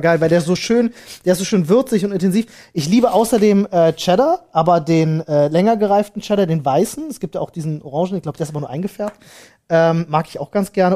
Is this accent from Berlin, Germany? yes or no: yes; Berlin, Germany; ich bin in Neukölln zur Schule gegangen